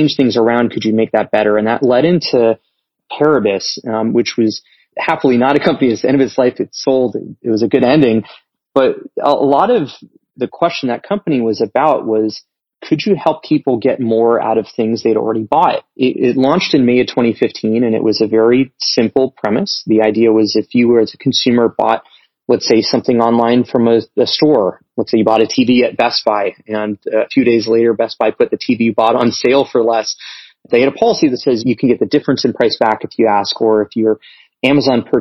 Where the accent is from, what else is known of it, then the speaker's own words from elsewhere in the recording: Las Vegas, Nevada, United States; moved away as an adult; also born or lived in China; I was born and raised in Las Vegas, lived there for 18 years.